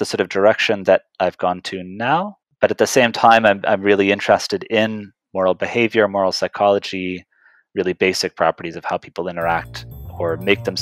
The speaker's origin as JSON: {"language": "English", "region": "Nova Scotia", "country": "Canada", "tie": "born or raised there", "moved": "as an adult", "lives_now": "Boston, United States", "said": "I grew up in Nova Scotia in Canada, so for Americans, just across from Maine"}